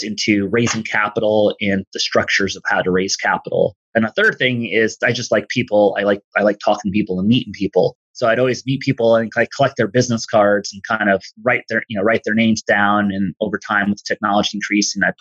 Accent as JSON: {"language": "English", "region": "East Coast", "country": "United States", "tie": "born or raised there", "said": "where I grew up in the East Coast, working class family"}